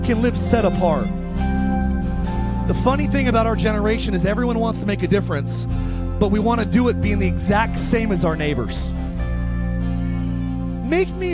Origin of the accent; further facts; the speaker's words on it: Palmdale, California, United States; also born or lived in Lancaster, California; I was raised in Palmdale and Lancaster, California